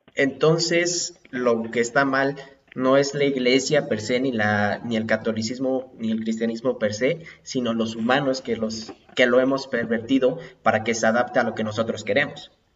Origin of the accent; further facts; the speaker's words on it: Puebla, Mexico; yo soy poblano